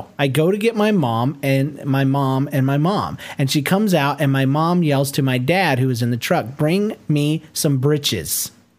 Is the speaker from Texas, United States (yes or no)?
no; Rome, Georgia, United States; Since I was raised in Rome, Georgia, the Southern accent was pretty prevalent.